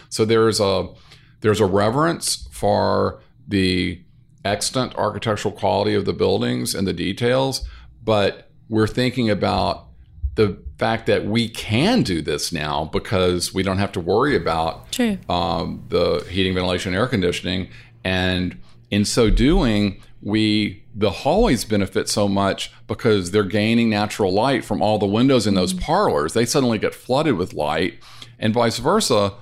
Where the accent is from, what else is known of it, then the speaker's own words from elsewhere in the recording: North Louisiana, United States; moved away as an adult; also born or lived in New York City; now in New Orleans, United States; I grew up in North Louisiana